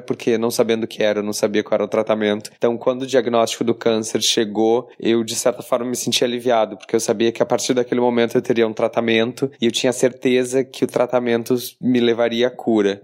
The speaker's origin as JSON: {"language": "Portuguese", "town": "Porto Alegre", "region": "Rio Grande do Sul", "country": "Brazil", "accent": "Porto Alegre", "moved": "yes", "lives_now": "Rio de Janeiro, Brazil", "said": "eu moro no Rio, mas obviamente meu sotaque denuncia que eu sou de Porto Alegre"}